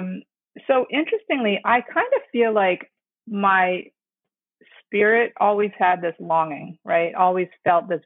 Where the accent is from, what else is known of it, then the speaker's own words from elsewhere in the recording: Fairport, New York, United States; moved away as an adult; also born or lived in South Korea; now in New York City, United States; Adopted when I was three to an Italian Irish American family, grew up way upstate New York in a town called Fairport